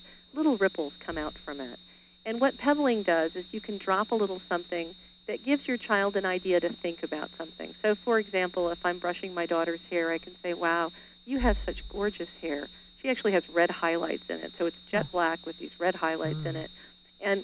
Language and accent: English; Colorado, United States; I grew up in Colorado.